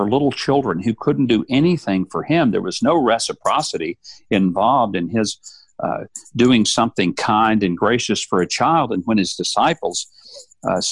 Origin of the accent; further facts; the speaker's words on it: South Arkansas, United States; I grew up dirt poor in South Arkansas